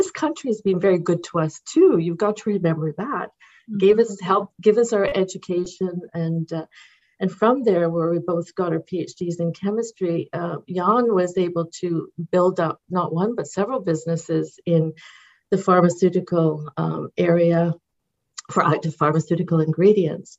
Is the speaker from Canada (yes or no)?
yes; London, Ontario, Canada; also born or lived in United Kingdom; I was 3 years old when we came to Ontario, and that's where I grew up in London, Ontario